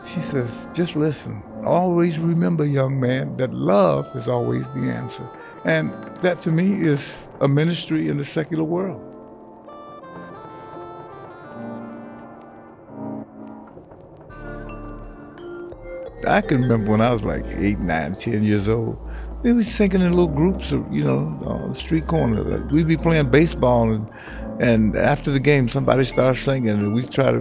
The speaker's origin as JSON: {"language": "English", "town": "Detroit", "region": "Michigan", "country": "United States", "tie": "born or raised there", "said": "Born in Detroit, raised in Detroit"}